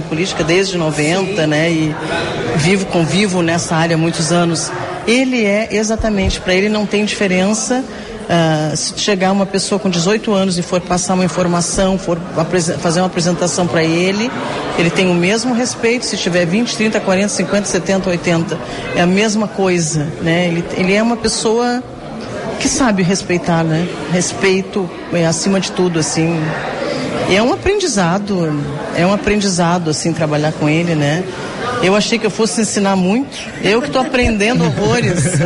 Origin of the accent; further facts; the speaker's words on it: Pelotas, Rio Grande do Sul, Brazil; eu também vim do interior, né? Sou de Pelotas